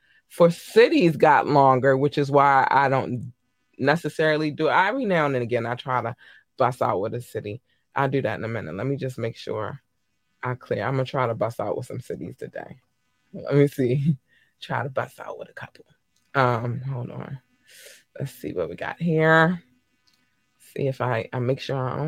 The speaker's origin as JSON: {"language": "English", "country": "United States", "said": "I'm American, and we don't always necessarily pronounce things properly"}